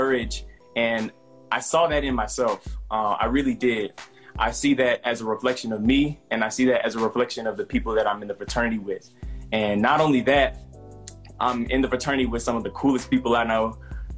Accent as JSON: {"language": "English", "region": "Illinois", "country": "United States", "moved": "as an adult", "lives_now": "North Carolina, United States", "said": "I'm from Illinois, and I'm like right next to Indiana"}